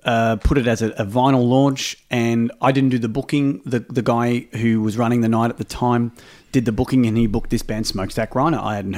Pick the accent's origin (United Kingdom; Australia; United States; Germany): Australia; I'm only here for one night. I'm from Australia.